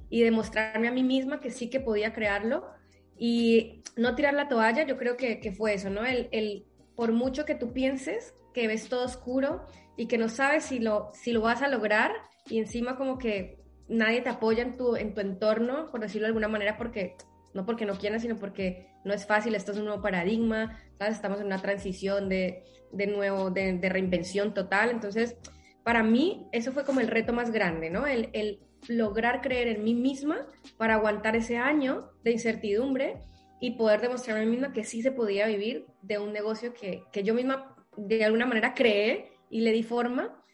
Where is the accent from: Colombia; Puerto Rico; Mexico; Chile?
Colombia; now in Spain; Soy eso, soy colombiana, ¿vale? Soy madre y ahora pues vivo aquí en, España